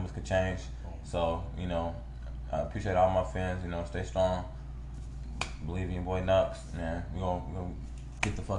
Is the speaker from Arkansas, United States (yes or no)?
no; California, United States; I'm from Cali.